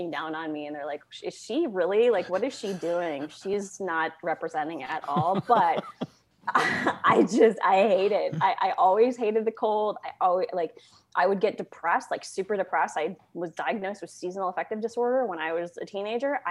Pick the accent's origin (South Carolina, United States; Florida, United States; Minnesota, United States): Minnesota, United States; Moorhead; I was raised in a town on the border of Minnesota and North Dakota called Moorhead, which is like right next to Fargo